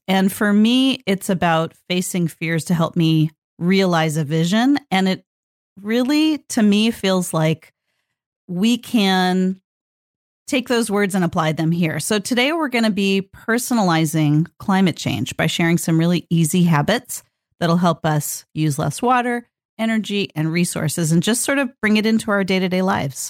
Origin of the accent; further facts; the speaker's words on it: Northern California, United States; I grew up in Northern California